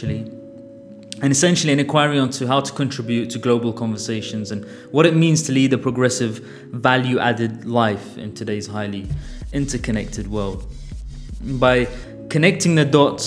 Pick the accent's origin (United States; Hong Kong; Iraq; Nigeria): Iraq; Baghdad, Baghdad Governorate; moved away; also born or lived in London, United Kingdom; I was born in Baghdad and was raised my formative years there. I also grew up in London